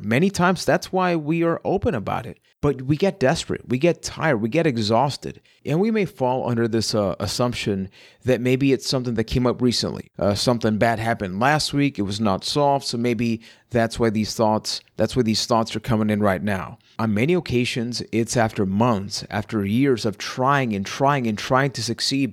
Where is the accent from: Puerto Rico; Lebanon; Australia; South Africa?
Puerto Rico; I am from Puerto Rico